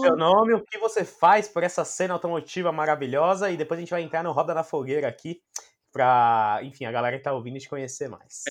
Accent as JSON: {"language": "Portuguese", "country": "Brazil", "said": "como brasileiro"}